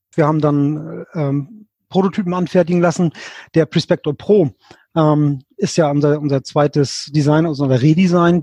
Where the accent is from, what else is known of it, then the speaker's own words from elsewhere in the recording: Lübeck, Schleswig-Holstein, Germany; ich komme aus dem hohen Norden, aus dem schönen Lübeck. Mhm. Ähm, bin hier ähm, äh, geboren, zur Schule gegangen, habe hier studiert